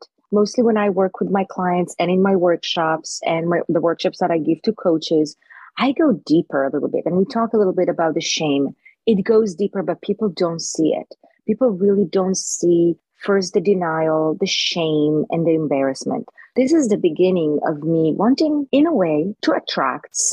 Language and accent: English; Jerusalem, Jerusalem District, Israel; moved away; I was born in Israel. I was born in Jerusalem.